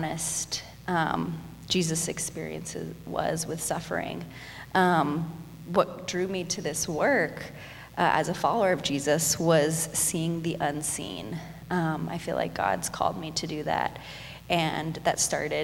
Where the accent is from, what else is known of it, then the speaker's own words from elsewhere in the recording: Hong Kong; moved away as an adult; now in Dallas, United States; I was born and raised in Hong Kong, and I lived there for 18 years